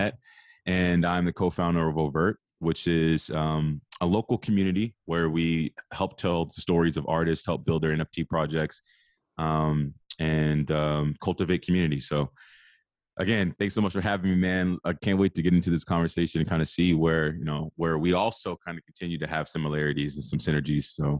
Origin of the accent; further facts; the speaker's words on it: Arlington, Virginia, United States; I'm from the Washington, D C area, a little bit outside of that. I live in Arlington, Virginia. um, which is kind of the D M V area, if you're not familiar with it. Um, I grew up here.